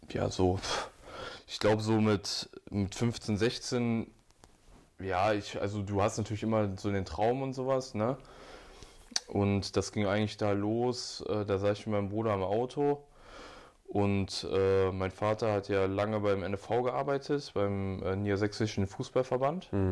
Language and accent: German; Hanover, Lower Saxony, Germany; habe mich dann für Dortmund entschieden